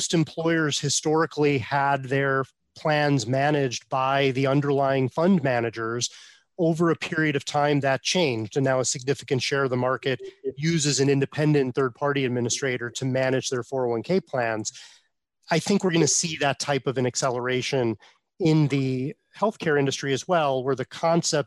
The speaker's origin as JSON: {"language": "English", "town": "Buffalo", "region": "New York", "country": "United States", "said": "I'm from Buffalo"}